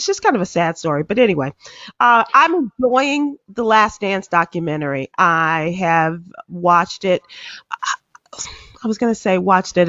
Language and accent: English; Chicago, Illinois, United States; As a Chicagoan, I was there for the first 3. And then I was in Dallas for the second half.